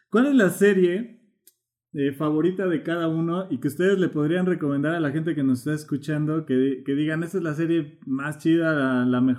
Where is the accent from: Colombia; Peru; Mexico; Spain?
Colombia; tomamos café. Eh, como, buenos colombianos, ¿no?